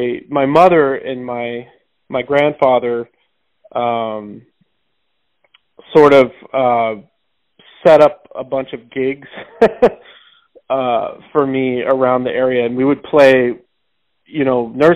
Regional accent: St. James, Missouri, United States; also born or lived in Rolla, Missouri; now in New York City, United States; I was born in Rolla, Missouri. I grew up out in the country around there, but I went to school, elementary school and high school in St. James, Missouri

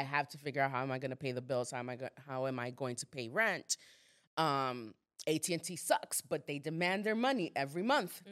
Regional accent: Dominican Republic; moved away; I'm not American, I'm Dominican.

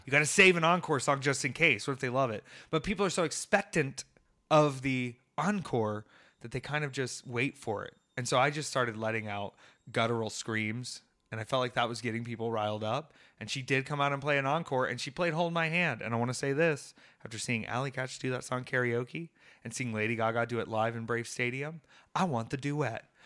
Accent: Atlanta, Georgia, United States; also born or lived in University of South Carolina; an Atlanta native

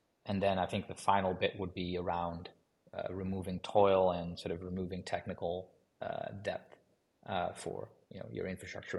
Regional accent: Amsterdam, North Holland, Netherlands; My background is in computer science. So originally I'm from Amsterdam.

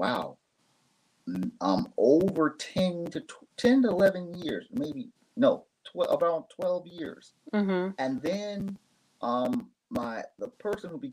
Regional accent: Phoenix, Arizona, United States; moved away as an adult; now in Japan; I've born and raised in Phoenix, Arizona, raised there by my parents, and I've lived in Japan since 1998

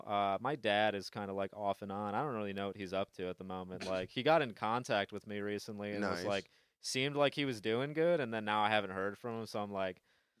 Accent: Bay City, Michigan, United States; Bay City, Michigan.

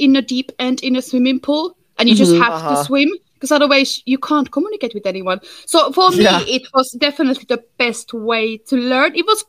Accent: Finland; accent: Finnish; English is a second language; moved away as an adult; also born or lived in Sydney, Australia; now in London, United Kingdom; I was born in a nice and cold Finland, and I lived there until I was 18.

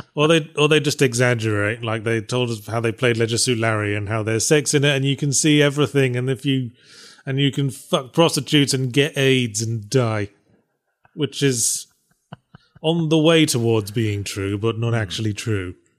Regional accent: England, United Kingdom; moved away; I grew up in England

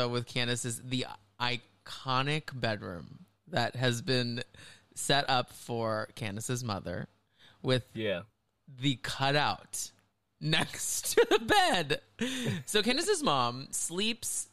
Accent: Texas, United States; I grew up in Texas

